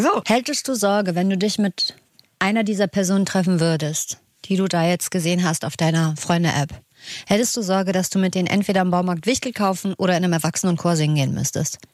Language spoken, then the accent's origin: German; Northern Germany, Germany; Für mich als Norddeutscher